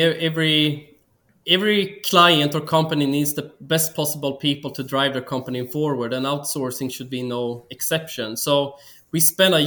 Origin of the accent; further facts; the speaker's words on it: Sweden; moved away as an adult; also born or lived in Australia; now in Philippines; I'm from Sweden, but been living most of my adult life abroad.